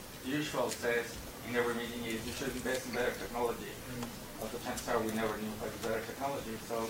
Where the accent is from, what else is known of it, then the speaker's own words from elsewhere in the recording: Mexico; moved away; I'm from Mexico.